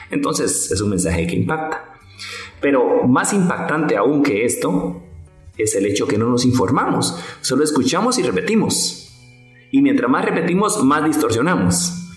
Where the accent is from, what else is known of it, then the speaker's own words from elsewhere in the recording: Guatemala; Es que en Guatemala no se cumple la ley. Recordemos que quien la cumple somos nosotros, ¿sí? Somos los guatemaltecos.